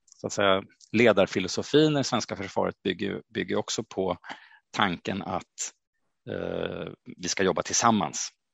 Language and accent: Swedish; Stockholm, Stockholm County, Sweden; jag är född och uppvuxen i Stockholm